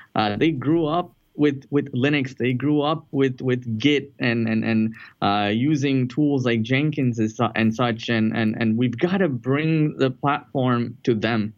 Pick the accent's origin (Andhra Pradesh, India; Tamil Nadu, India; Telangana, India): Tamil Nadu, India; Chennai; moved away as an adult; now in United States; I'm, actually from a, a, southern city in India called Chennai, uh, used to be known as Madras